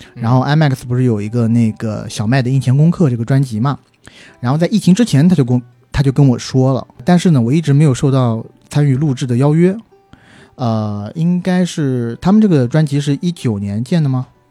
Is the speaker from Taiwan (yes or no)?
no; southern China, China; 我是南方人